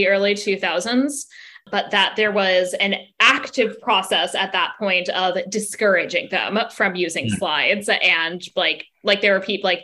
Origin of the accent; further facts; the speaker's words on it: Washington, District of Columbia, United States; moved away; also born or lived in Indiana; I'd say DC